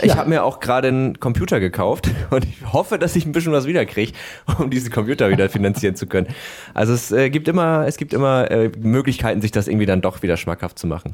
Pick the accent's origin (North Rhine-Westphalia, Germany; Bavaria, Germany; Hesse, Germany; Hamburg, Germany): Hamburg, Germany; ich komme ursprünglich aus Harburg